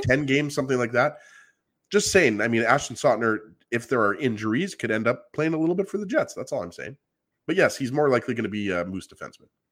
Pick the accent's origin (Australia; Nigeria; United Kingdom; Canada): Canada; I'm Canadian